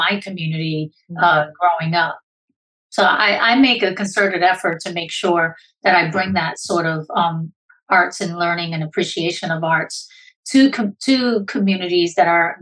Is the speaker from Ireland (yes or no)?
no; Puerto Rico; I'm a Puerto Rican woman